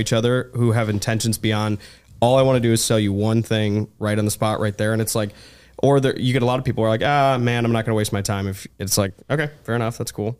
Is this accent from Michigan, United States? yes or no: yes; Ann Arbor, Michigan, United States; I'm originally from Ann Arbor, Michigan